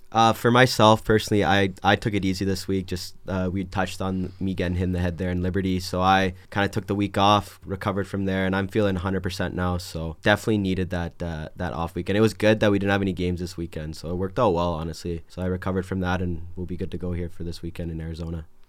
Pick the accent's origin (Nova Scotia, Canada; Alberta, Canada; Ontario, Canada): Alberta, Canada; Edmonton; moved away as an adult; I'm from Edmonton, Alberta, Canada